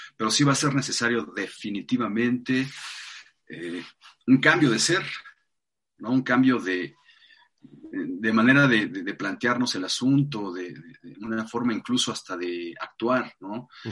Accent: Mexico City, Mexico; Nací en la Ciudad de México hace 48 años

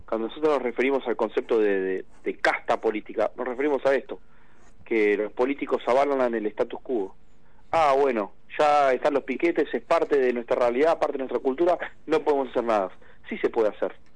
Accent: Argentina; somos muchos los argentinos

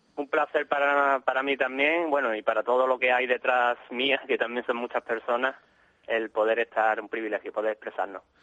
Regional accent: Málaga, Andalusia, Spain; somos de Málaga, pero íbamos mucho a la zona de Cádiz

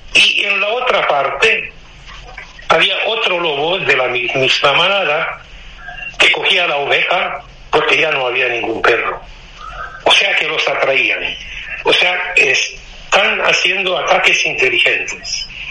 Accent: Romania; also born or lived in Valencia, Spain; now in Germany; yo soy rumano, aunque llevo mucho tiempo fuera de Rumanía. Llevo en Alemania unos 10 años

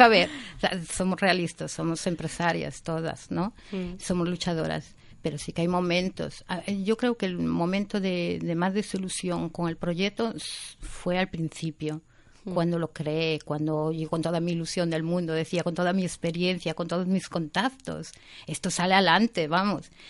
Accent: Vigo, Galicia, Spain; Yo soy gallega, soy de Vigo, mis padres son gallegos, de pura cepa, eh, emigrantes, eh, emigraron muy jovencitos, los dos a Alemania, y yo me crié con mi abuela

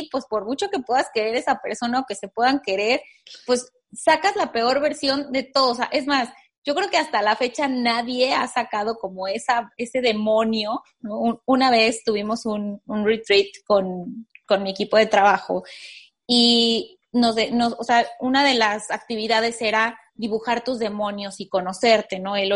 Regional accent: Mexico; y más como mexicanos vivimos en una sociedad súper apapachadora

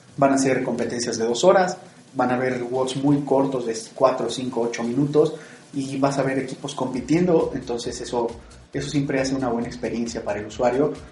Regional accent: Mexico; para nosotros como mexicanos

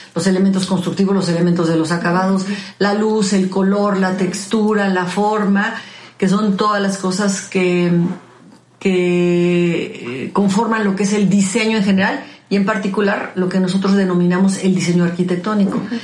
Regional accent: Mexico; como mexicanos

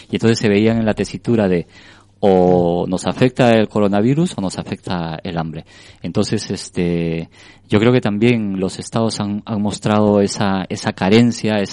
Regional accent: Peru; Una realidad donde los, eh, nadie sabe en realidad cuántos somos, por ejemplo, en el Perú.

